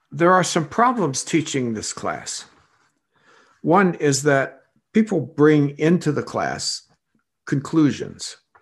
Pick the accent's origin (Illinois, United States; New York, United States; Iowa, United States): Illinois, United States; accent: Illinois; also born or lived in Kenya; I'm from Illinois